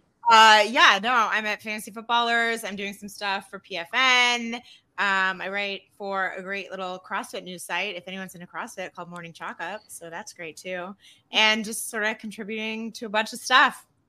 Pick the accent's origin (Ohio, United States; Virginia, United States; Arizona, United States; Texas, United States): Arizona, United States; I'm from Arizona